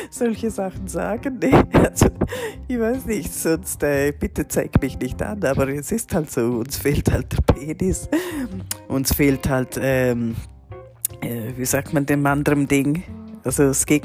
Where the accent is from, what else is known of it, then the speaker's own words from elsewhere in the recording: Liechtenstein; born there; ich bin 1975 in Liechtenstein geboren worden als Frau